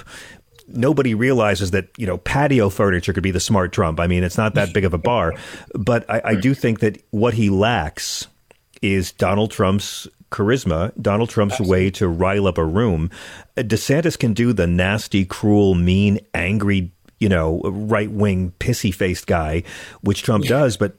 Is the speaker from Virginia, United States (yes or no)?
yes; Virginia, United States; when I was growing up in Virginia, when I was a kid in Virginia